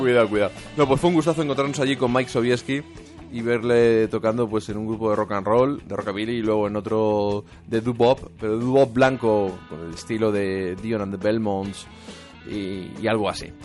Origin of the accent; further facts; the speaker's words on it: Castilla-La Mancha, Spain; soy manchego